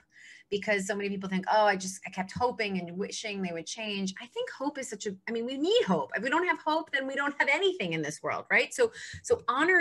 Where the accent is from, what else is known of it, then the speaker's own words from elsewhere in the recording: New York City, New York, United States; I'm a New Yorker